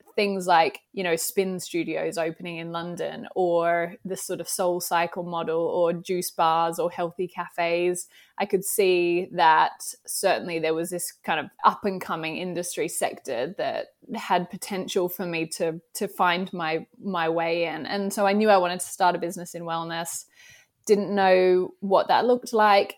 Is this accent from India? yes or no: no; Australia; accent: Australian; moved away as an adult; now in United Kingdom; my Australian accent. I live in the U K, but I am originally from Australia.